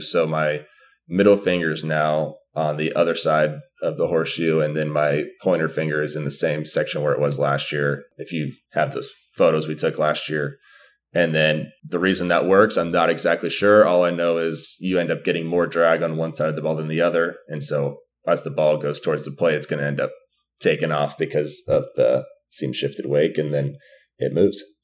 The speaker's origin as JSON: {"language": "English", "region": "Arizona", "country": "United States", "tie": "born or raised there", "said": "growing up in Arizona"}